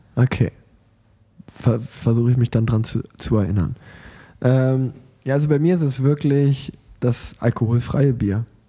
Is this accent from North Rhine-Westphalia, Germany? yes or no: yes; Sauerland, North Rhine-Westphalia, Germany; moved away; in meiner alten Heimat